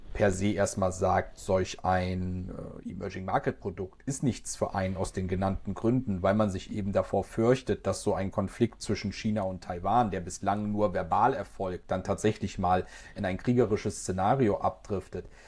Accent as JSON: {"language": "German", "country": "Germany", "said": "bei uns in Deutschland"}